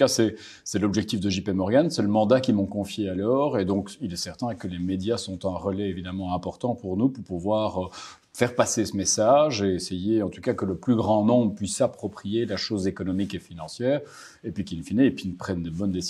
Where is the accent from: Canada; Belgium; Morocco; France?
Belgium; Brussels, Brussels-Capital Region; also born or lived in Netherlands; Je viens de Bruxelles